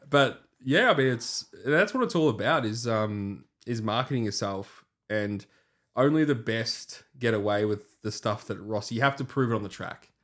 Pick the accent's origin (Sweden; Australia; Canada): Australia; as an Aussie